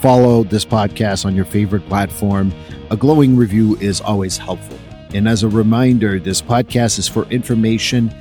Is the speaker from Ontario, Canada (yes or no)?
no; Quebec, Canada; when I grew up in Quebec, where Catholicism was the main religion